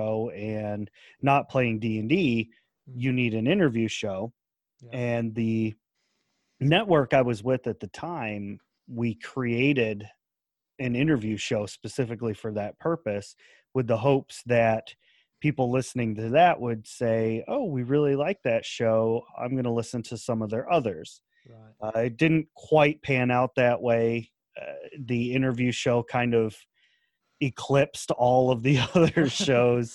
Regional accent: United States; accent: American; my American accent

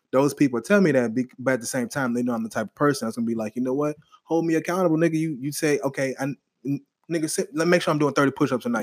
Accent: New Orleans, Louisiana, United States; now in Texas, United States; I'm from New Orleans

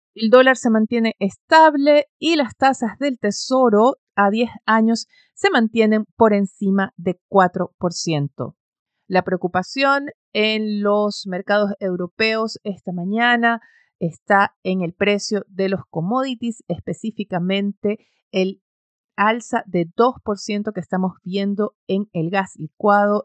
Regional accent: Ecuador; moved away; Ecuador está en ello, es mi país de origen, mi familia está ahí

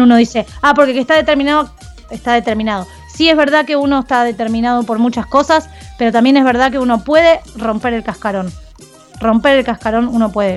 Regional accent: Argentina; somos así los argentinos

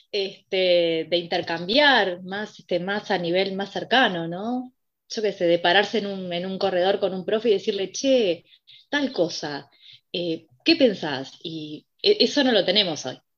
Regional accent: Montevideo, Uruguay; yo soy de acá de Montevideo

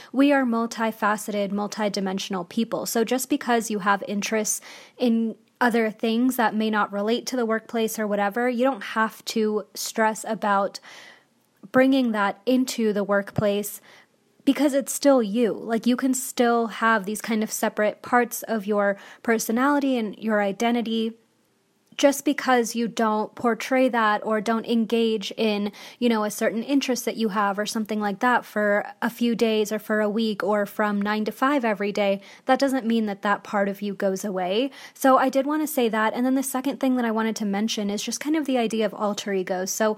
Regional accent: India; So I'm Indian, and I'm just going to talk about, you know, my experience being Indian

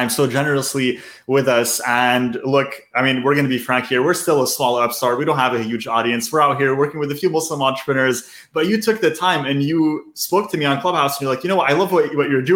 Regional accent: Canada; I'm born and raised in Canada

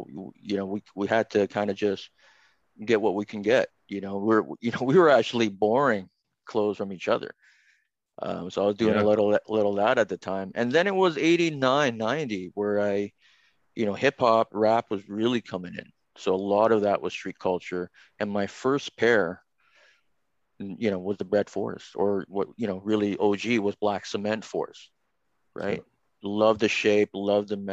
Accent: Toronto, Ontario, Canada; my parents decide that they're going to move me from downtown to Scarborough

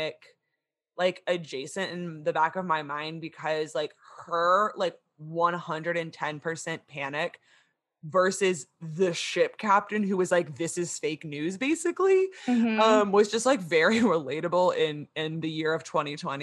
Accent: United States; as an American

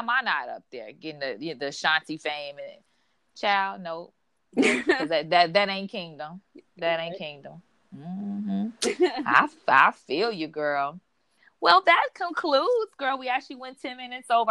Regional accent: Chicago, Illinois, United States; moved away as an adult; now in Los Angeles, United States; back in my hometown, Chicago

